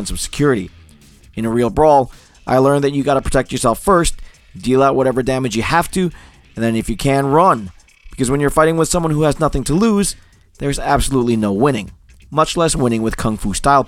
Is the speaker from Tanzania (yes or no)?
no; Newark, New Jersey, United States; I was growing up in Newark, New Jersey